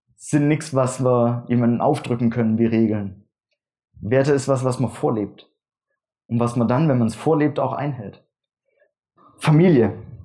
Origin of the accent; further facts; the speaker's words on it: Würzbach, Germany; von Würzbach, wo ich herkomme